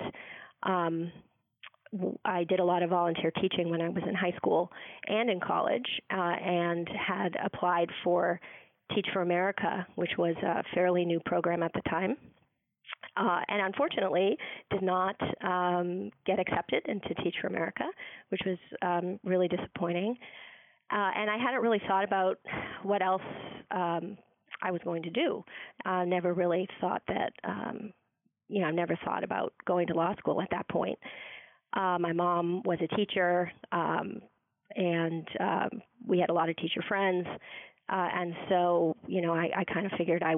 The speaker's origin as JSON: {"language": "English", "town": "Watertown", "region": "Massachusetts", "country": "United States", "tie": "born or raised there", "also_born_or_lived": "Madrid, Spain / Cambridge, Massachusetts", "said": "I lived in Madrid for a couple years, and we left to move to the United States when I was about 2 years old. So we moved to the Boston area. We lived in Cambridge and Watertown, and I went to Watertown"}